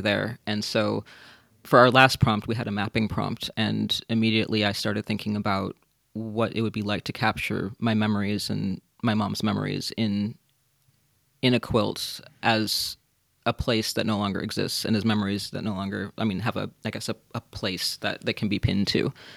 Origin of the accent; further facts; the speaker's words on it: Minnesota, United States; now in London, United Kingdom; I'm from Minnesota originally, but I live